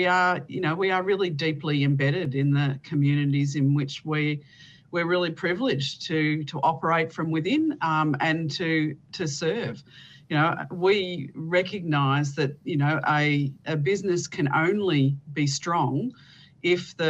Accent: Bendigo, Victoria, Australia; I'm based in Victoria. My hometown is Bendigo

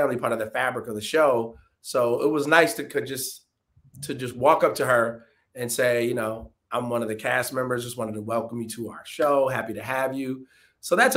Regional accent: Detroit, Michigan, United States; my hometown, Detroit

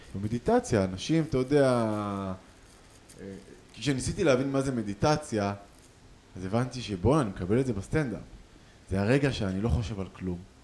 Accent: Tel Aviv, Tel Aviv District, Israel; אנחנו מתל אביב

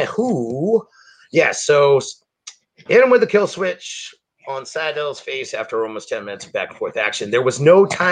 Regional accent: Cape Cod, Massachusetts, United States; I'm from Cape Cod

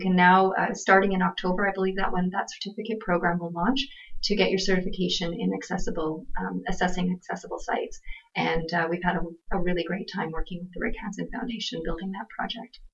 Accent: Swift Current, Saskatchewan, Canada; also born or lived in Hanna, Alberta; Was born in Alberta in Hanna, and but grew up mostly in Swift Current, Saskatchewan. So I do consider myself a Saskatchewanian.

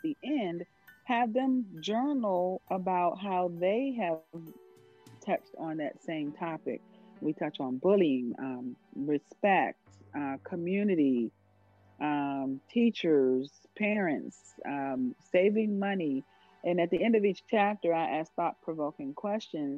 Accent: Florida, United States; moved away; also born or lived in Maryland; I was born and raised in Florida

